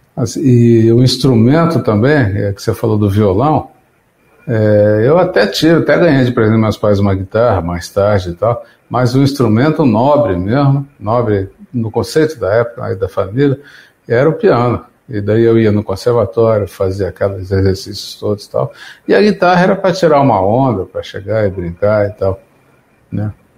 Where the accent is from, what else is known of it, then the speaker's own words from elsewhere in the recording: São José dos Campos, São Paulo, Brazil; moved away; Eu sou de São José dos Campos, interior de São Paulo.